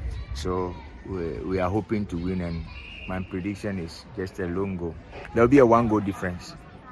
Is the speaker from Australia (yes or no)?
no; Ghana; I'm a Ghanaian. I'm a proud Ghanaian.